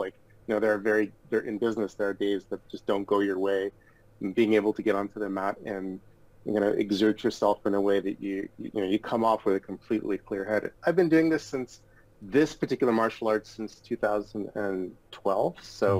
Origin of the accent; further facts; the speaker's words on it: Toronto, Ontario, Canada; also born or lived in Odessa, Ukraine / Los Angeles, United States; Toronto is home for us. It's home for my family, and I grew up here in Toronto, and We recently moved back here from Los Angeles during COVID to be closer to our my parents and family